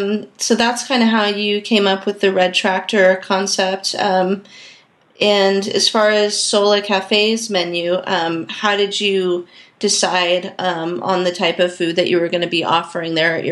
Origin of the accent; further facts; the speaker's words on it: Santa Barbara, California, United States; I'm actually from Santa Barbara.